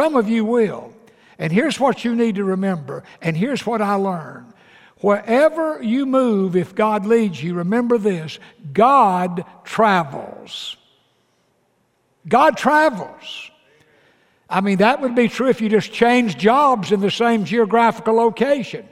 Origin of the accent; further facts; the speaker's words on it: Atlanta, Georgia, United States; moved away as an adult; also born or lived in Fort Worth, Texas; Dottie and I, we grew up in the Atlanta, Georgia area all of our life